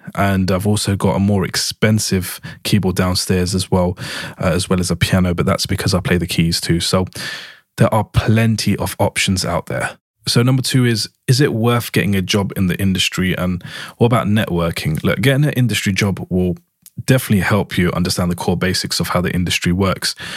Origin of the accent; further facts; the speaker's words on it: London, United Kingdom; I was born and raised in East London in the U K